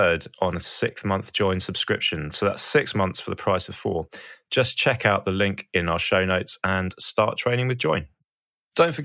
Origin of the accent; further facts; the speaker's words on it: Portsmouth, South East England, United Kingdom; we grew up in Portsmouth